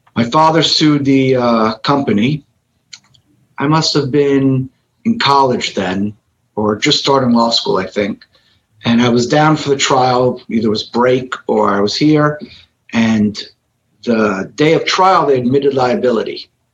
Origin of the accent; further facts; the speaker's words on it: Miami, Florida, United States; I am kid from Miami, local. I practice in Miami, Florida.